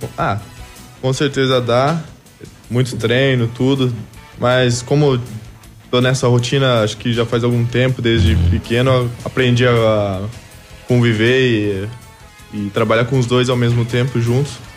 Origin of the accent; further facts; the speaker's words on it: Francisco Beltrão, Paraná, Brazil; moved away as an adult; also born or lived in Portugal / Argentina; now in Pato Branco, Brazil; Sou natural de Francisco Beltrão.